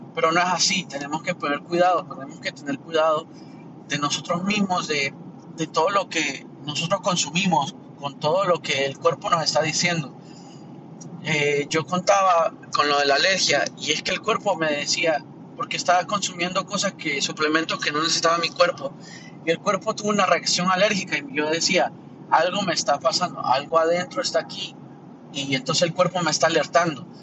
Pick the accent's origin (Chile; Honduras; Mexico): Honduras; now in Miami, United States; de Miami, pero soy de Honduras